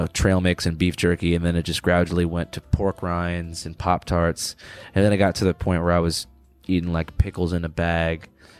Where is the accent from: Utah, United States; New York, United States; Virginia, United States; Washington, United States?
Washington, United States; Seattle; I grew up in Seattle